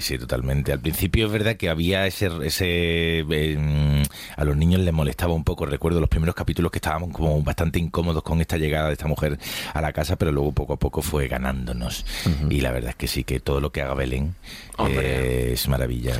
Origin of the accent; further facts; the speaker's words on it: Málaga, Andalusia, Spain; now in Madrid, Spain; yo me fui de mi ciudad de origen, eh, pues, ha sido muy necesario en, mi vida en Madrid, si no, me, habría, me habría dado algo chungo, me habría vuelto a Málaga